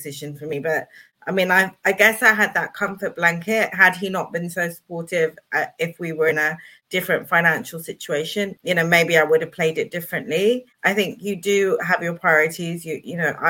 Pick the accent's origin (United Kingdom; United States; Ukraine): United Kingdom; I was born in 72. So I'm British born and bred.